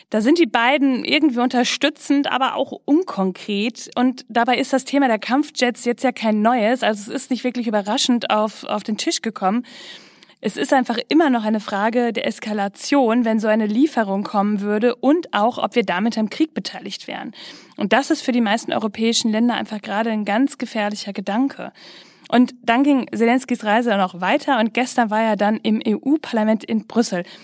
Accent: North Rhine-Westphalia, Germany; Ich komme ja aus Ostwestfalen-Lippe, aber nicht so weit weg von mir wird ja ganz schön viel Karneval gefeiert.

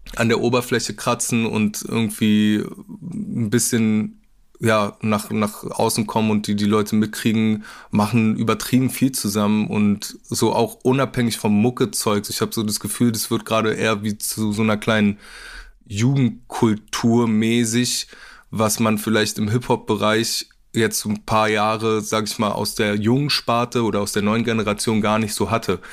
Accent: Berlin, Germany; uns Berlinern

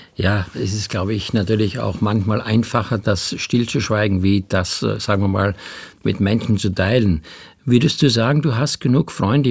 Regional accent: Styria, Austria; ich bin in der Steiermark groß geworden

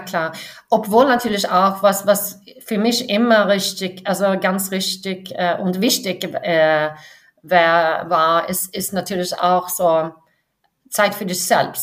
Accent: Varberg, Halland County, Sweden; Ich bin an der Westküste in Schweden aufgewachsen, äh, mhm. südlich von Göteborg. Äh, mhm. es ist so eine kleine Stadt, Warburg, und ich war nicht in der Stadt aufgewachsen, sondern außerhalb

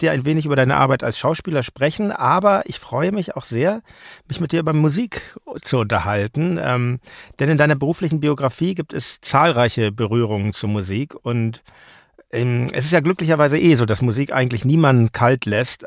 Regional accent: Hamburg, Germany; moved away; in Hamburg, ja. meiner alten Heimatstadt

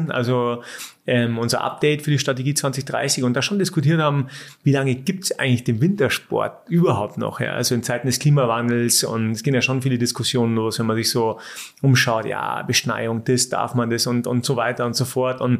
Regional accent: Munich, Bavaria, Germany; born there; Aber ich liebe München als geborener Münchner, aber ich bin jetzt kein, also ich, ich brauche die Stadt jetzt nicht.

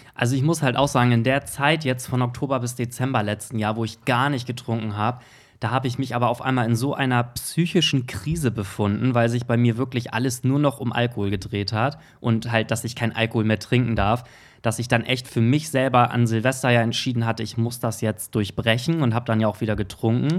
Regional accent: Germany; bei uns in Deutschland

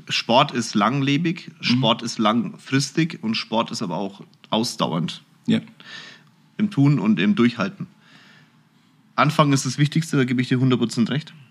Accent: Munich, Bavaria, Germany; ich bin in München, Schwabing geboren

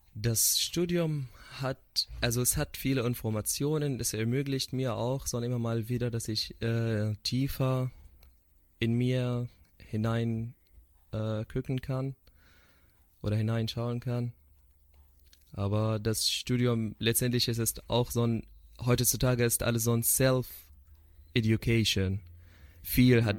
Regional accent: Syria; German is a second language; moved away as an adult; wir als Syrer

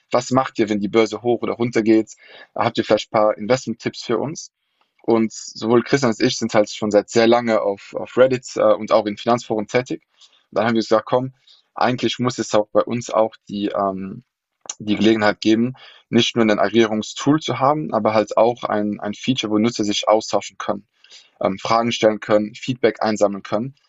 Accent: Luxembourg; German is a second language; also born or lived in London; now in Berlin, Germany; wohne in Berlin, aber gebürtiger Luxemburger

